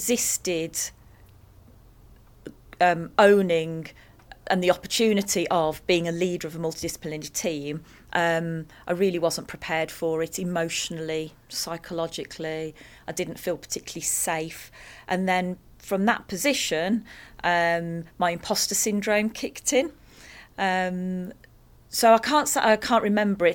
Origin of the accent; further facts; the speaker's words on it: the Black Country, West Midlands, United Kingdom; I come from the Black Country